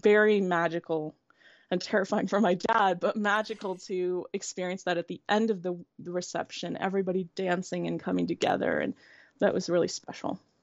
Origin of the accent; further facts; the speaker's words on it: Indianapolis, Indiana, United States; I grew up in the Midwest, in Indianapolis